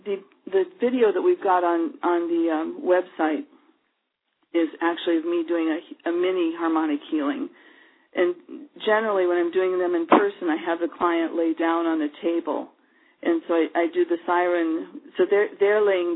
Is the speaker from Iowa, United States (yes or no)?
yes; Iowa, United States; also born or lived in Hawaii; now in Portland, United States; I was growing up in Iowa, which is about as far away from the ocean as you can get